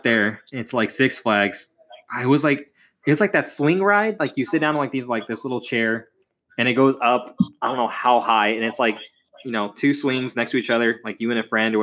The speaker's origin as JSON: {"language": "English", "town": "Houston", "region": "Texas", "country": "United States"}